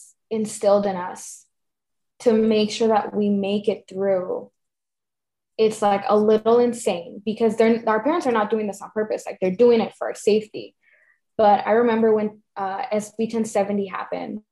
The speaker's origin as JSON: {"language": "English", "town": "Tucson", "region": "Arizona", "country": "United States", "tie": "born or raised there", "also_born_or_lived": "Cananea, Sonora, Mexico", "said": "I was raised in Tucson, but legally on paper, that's not where I'm from"}